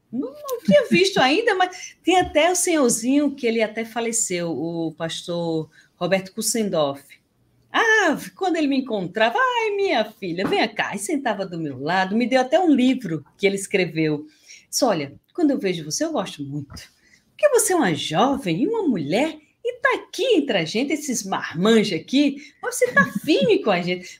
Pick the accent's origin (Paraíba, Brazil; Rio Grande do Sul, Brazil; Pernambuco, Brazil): Paraíba, Brazil; Campina Grande; now in Natal, Brazil; Eu sou natural de Campina Grande